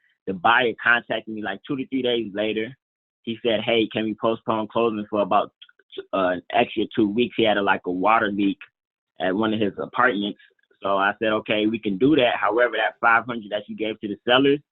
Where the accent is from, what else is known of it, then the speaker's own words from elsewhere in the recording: Atlanta, Georgia, United States; moved away; Atlanta right now, which is actually like my hometown